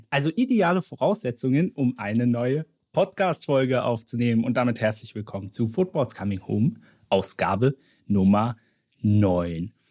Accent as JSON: {"language": "German", "region": "Berlin", "country": "Germany", "said": "ich war als Berliner noch nie beim BER"}